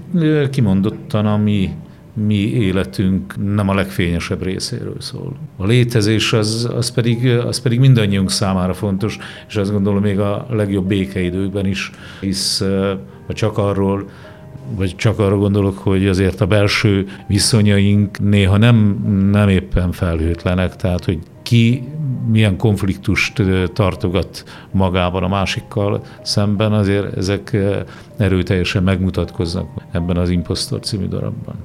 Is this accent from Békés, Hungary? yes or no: no; Borsod-Abaúj-Zemplén, Hungary; egy kicsi faluban születtem Borsod megyében